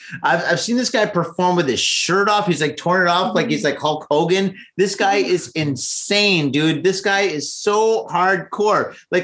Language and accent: English; Michigan, United States; also born or lived in San Francisco; now in Japan; And actually, I'm from Michigan. I love the cold.